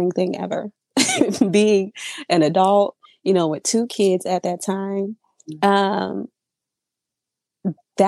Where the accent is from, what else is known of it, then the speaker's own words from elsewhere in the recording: Surprise, Arizona, United States; I am from Surprise, Arizona. I've lived out here my entire life.